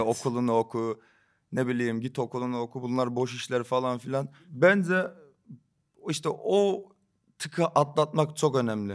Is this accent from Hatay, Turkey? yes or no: no; Rize Province, Turkey; accent: Rize; moved away as an adult; now in Istanbul, Turkey; Doğma büyüme Rizeliyim. Burada doğdum, İstanbul'da doğdum ama 5 e, sene burada kaldım. Ondan sonra full Rize'deydim.